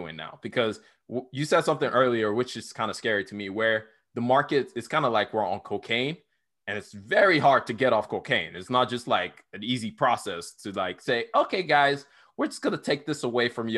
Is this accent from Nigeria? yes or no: yes; Nigeria; now in United States; I grew up in Nigeria